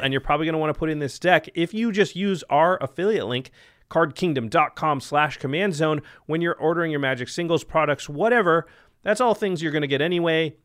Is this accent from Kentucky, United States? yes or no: no; Portland, Oregon, United States; I'm from Portland